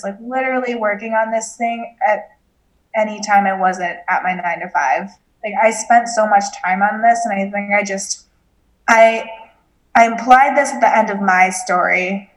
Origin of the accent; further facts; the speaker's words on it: United States; we grew up in American culture